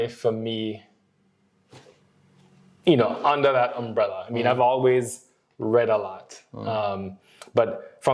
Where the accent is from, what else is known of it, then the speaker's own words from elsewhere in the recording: Jamaica; Worst Jamaican. I cannot run. And I am not the relaxed, chill kind of guy that you stereotypically think of as being Jamaican